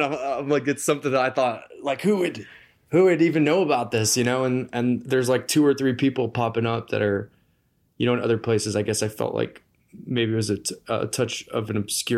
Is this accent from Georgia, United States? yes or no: yes; Atlanta, Georgia, United States; moved away as an adult; also born or lived in Indianapolis, Indiana / Navajo Nation; now in Moab, United States; Then I lived in the metro Atlanta area for 13 years. That's where I've lived like most of my life, I'd say. That's probably the most influential place.